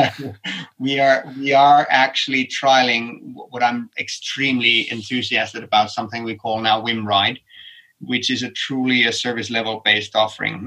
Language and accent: English; Helsinki, Uusimaa, Finland; my hometown helsinki